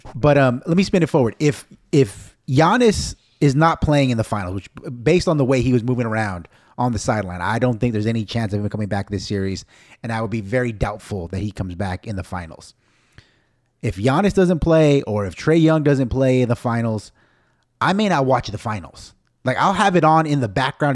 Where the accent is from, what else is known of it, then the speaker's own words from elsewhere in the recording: United States; even though I'm Mexican American, I'm so American